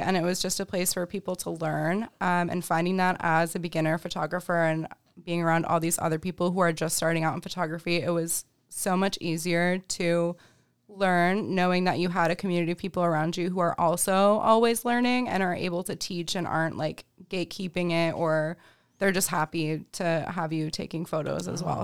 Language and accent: English; Rochester, New York, United States; also born or lived in Albany, New York; Rochester, born and raised. I grew up over in Henrietta